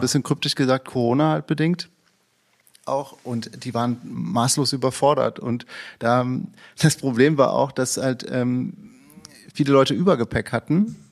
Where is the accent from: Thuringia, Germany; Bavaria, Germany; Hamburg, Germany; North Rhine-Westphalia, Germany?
North Rhine-Westphalia, Germany; Cologne; Köln, wo ich herkomme